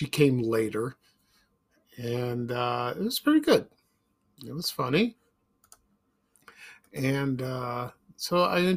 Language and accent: English; Chicago, Illinois, United States; when I was growing up in Chicago, in the South Shore neighborhood and on the South Side, we lived in an apartment on Colfax Avenue